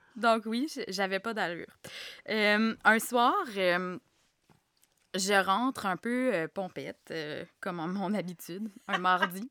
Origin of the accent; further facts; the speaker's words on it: Gatineau, Quebec, Canada; moved away as an adult; also born or lived in Montreal; j'ai grandi à Gatineau